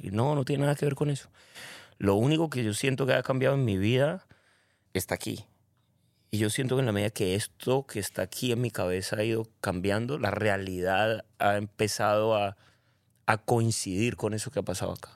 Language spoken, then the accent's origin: Spanish; Cali, Valle del Cauca, Colombia; now in Medellín, Colombia; Nací en Colombia, caleño, orgullosamente caleño. Vivo en Medellín